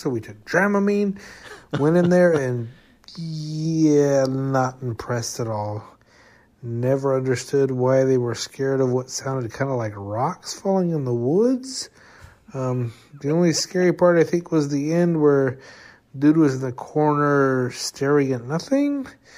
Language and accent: English; New Mexico, United States; moved away as an adult; also born or lived in Germany; now in South Korea; I'm originally from New Mexico, but I'm in the Army, so I'm in Korea.